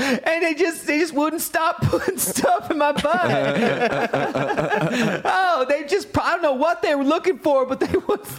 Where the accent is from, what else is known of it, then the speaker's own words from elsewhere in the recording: Montana, United States; I grew up in Montana, like really close to the reservations